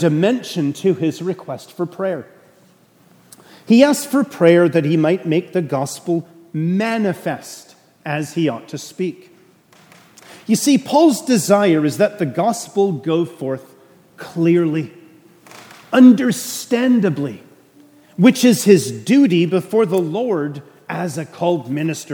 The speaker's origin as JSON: {"language": "English", "country": "Canada", "moved": "yes", "lives_now": "Suffolk, United States", "said": "I'm a Canadian."}